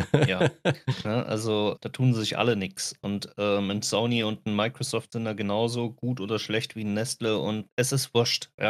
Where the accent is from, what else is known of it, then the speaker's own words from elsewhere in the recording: Germany; Äh, das gab es ja schon mal bei uns in Deutschland sogar.